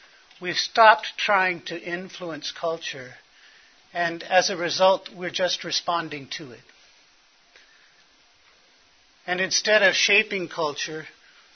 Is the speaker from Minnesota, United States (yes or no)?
no; Los Angeles, California, United States; I was born in Hollywood Presbyterian Hospital.